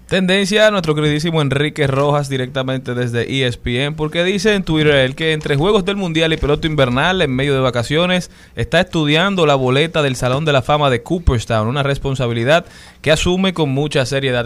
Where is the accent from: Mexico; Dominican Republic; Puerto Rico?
Dominican Republic; como dominicanos